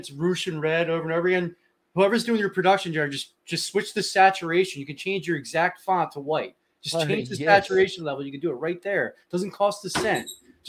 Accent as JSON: {"language": "English", "town": "Philadelphia", "region": "Pennsylvania", "country": "United States", "said": "I'm Philly here."}